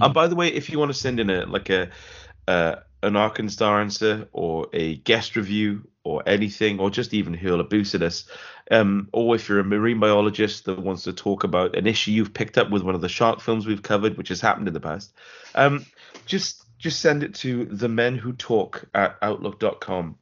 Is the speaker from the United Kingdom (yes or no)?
yes; Wales, United Kingdom; I'm Welsh